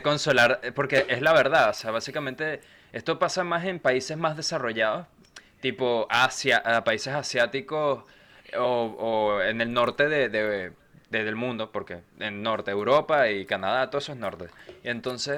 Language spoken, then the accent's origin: Spanish; Venezuela; moved away; tres venecos que emigramos a tres diferentes partes del mundo